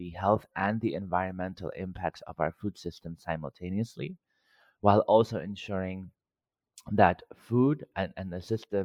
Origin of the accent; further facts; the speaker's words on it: Cyprus; moved away; Growing up in Cyprus, in a Greek household, food was always central to everything we did